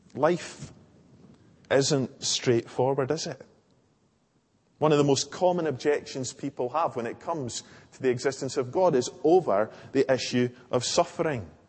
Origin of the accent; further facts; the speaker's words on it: Larbert, Scotland, United Kingdom; I grew up in Larbert Old Church